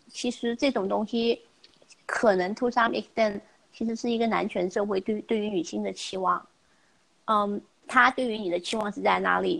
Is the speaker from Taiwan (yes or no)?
no; China; moved away as an adult; also born or lived in United States; 我们从小在中国那个成长的环境里面